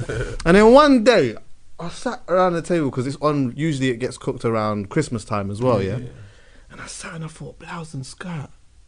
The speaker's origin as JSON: {"language": "English", "country": "Jamaica", "said": "but as a Jamaican there was always that element of the Ito side of things anyway"}